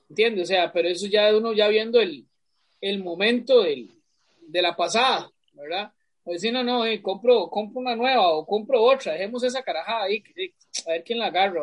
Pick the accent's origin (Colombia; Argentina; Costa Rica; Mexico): Costa Rica; moved away; Pero aunque ya yo no vivo en Atillo, yo para mí yo soy de Atillo